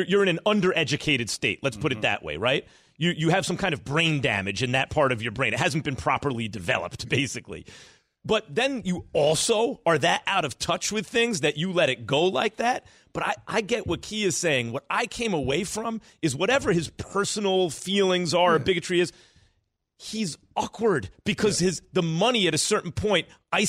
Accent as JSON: {"language": "English", "region": "New York", "country": "United States", "tie": "born or raised there", "said": "I grew up in New York. Yeah, I got called that all my life."}